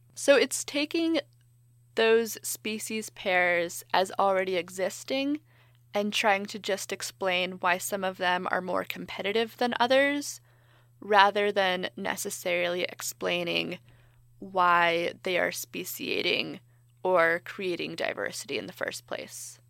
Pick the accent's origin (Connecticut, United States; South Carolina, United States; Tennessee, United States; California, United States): California, United States; I'm from California